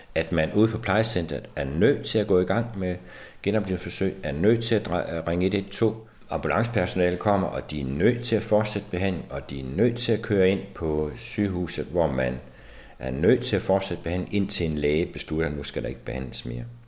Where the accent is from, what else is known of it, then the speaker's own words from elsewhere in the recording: Denmark; som mennesker, som danskere